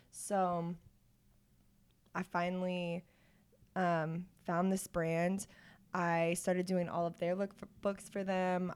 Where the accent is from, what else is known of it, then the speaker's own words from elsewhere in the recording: Olathe, Kansas, United States; also born or lived in Pittsburgh; I'm from Olathe